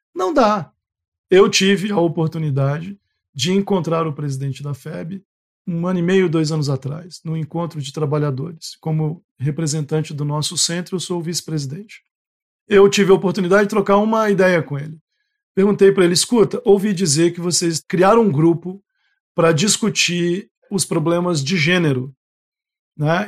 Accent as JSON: {"language": "Portuguese", "region": "Goiás", "country": "Brazil", "moved": "yes", "lives_now": "Rondônia, Brazil", "said": "eu sou de Goiás"}